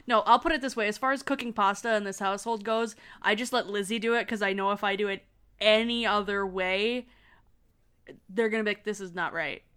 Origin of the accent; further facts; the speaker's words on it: Michigan, United States; accent: pronounced Michigan; I have a pronounced Michigan accent.